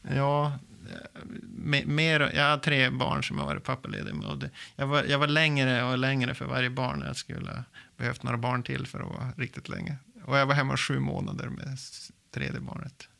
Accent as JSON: {"language": "Swedish", "town": "Lycksele", "region": "Västerbotten County", "country": "Sweden", "tie": "born or raised there", "moved": "yes", "lives_now": "Umeå, Sweden", "said": "Jag är uppväxt i inlandet i Västerbotten, i lilla Lycksele"}